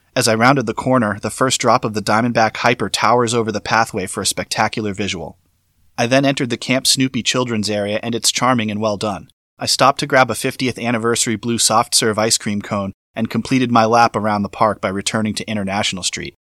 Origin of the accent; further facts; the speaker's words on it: Florida, United States; my home state of Florida